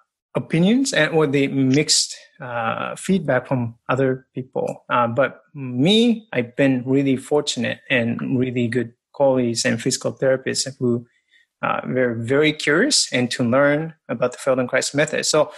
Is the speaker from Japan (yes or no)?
yes; Japan; English is a second language; moved away as an adult; now in United States; And I came to the States from Japan with an experience of a lot of movement, rugby, lots of sports and martial arts, boxing, kickboxing. And I came to the States and studied athletic training and became an athletic trainer.